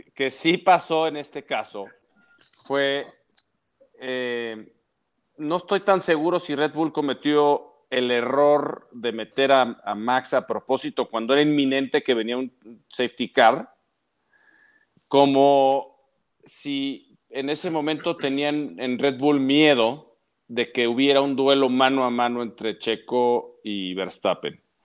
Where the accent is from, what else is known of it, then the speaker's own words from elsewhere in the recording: Mexico; como mexicanos